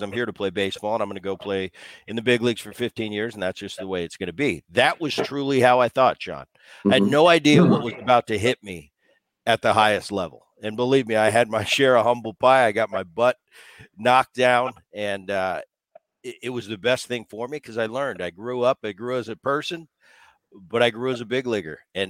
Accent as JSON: {"language": "English", "town": "Philadelphia", "region": "Pennsylvania", "country": "United States", "tie": "born or raised there", "said": "but us growing up in Philadelphia, Harry Callis, I can still hear his voice"}